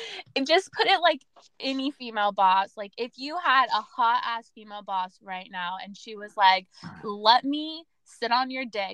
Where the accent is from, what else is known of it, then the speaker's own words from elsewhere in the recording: California, United States; now in Maryland, United States; I'm from Cali.